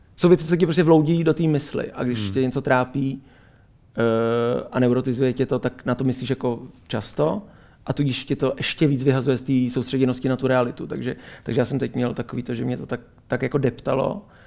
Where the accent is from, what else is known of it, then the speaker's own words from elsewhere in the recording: Israel; moved away; z města, kde jsem, kde jsem vyrůstal v Izraeli.